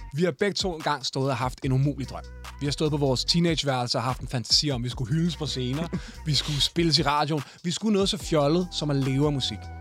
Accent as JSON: {"language": "Danish", "country": "Denmark", "tie": "born or raised there", "said": "jeg er vokset op ude i Hyundai"}